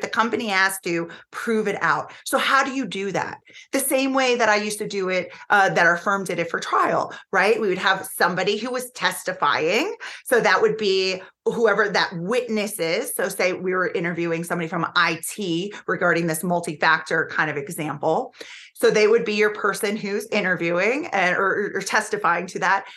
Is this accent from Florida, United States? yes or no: yes; Florida, United States; the state of Florida, which is my home state